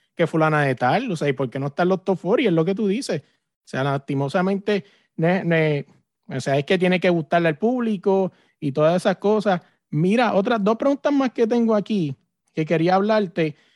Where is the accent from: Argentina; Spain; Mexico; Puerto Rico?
Puerto Rico; yo soy de Puerto Rico